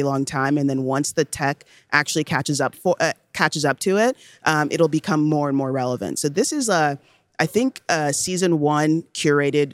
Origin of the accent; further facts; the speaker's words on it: Nigeria; I was born in Nigeria